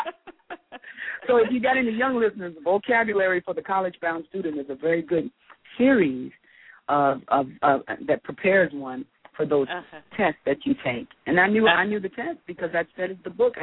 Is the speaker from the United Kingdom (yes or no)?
no; Charlotte, North Carolina, United States; moved away as an adult; also born or lived in Atlanta, Georgia / New York; now in Los Angeles, United States; I was born in Charlotte and raised kind of like in Charlotte and Atlanta between. In the first 10 years of my life, and then the next 9 years I was in Charlotte.